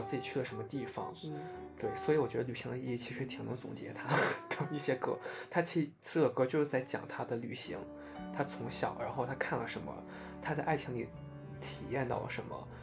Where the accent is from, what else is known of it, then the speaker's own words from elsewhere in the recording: Central Plains, China; 我也是中原人